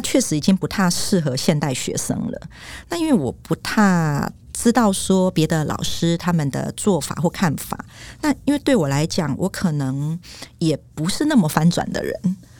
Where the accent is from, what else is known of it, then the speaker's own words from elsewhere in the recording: Taiwan; 我自己就是曾经在学校讲台语，然后被罚五块钱。哦，然后我还有挂上狗牌哦，就说我不爱说台语